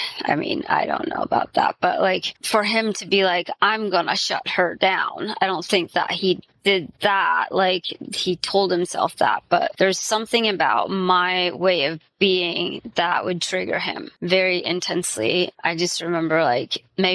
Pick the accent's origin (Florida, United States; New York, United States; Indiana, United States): Indiana, United States; I was raised in Indiana, and I still live pretty close to where I was raised